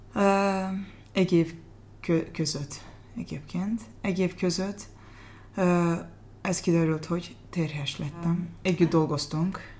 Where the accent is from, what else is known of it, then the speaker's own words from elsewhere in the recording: Azerbaijan; Hungarian is a second language; moved away as an adult; also born or lived in Kütahya, Turkey; now in Hungary; Azerbajdzsánból származom, uh-huh. és most 13 és fél éve Magyarországon élek